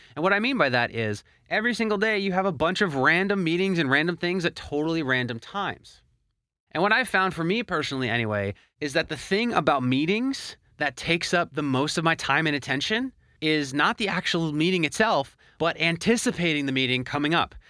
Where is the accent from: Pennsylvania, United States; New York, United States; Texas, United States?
Pennsylvania, United States; Philadelphia; moved away as an adult; now in Miami, United States; I actually moved away from my hometown of Philadelphia to Miami, Florida